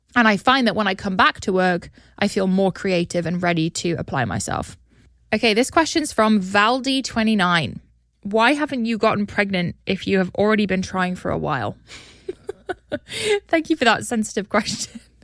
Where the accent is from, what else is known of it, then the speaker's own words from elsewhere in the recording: United Kingdom; now in United States; my home country